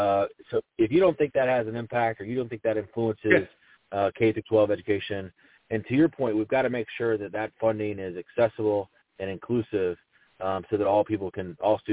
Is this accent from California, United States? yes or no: no; Charlotte, North Carolina, United States; I grew up as a dyslexic learner. I grew up in Charlotte, North Carolina.